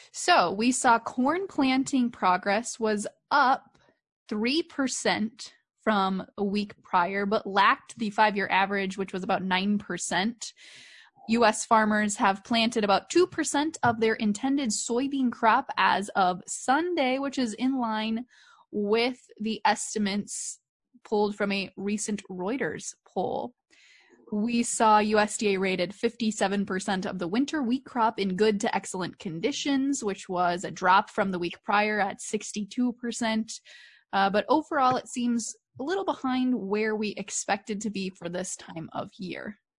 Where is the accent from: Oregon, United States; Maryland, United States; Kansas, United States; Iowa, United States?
Iowa, United States; Columbus Junction; the Tyson facility in my hometown, Columbus Junction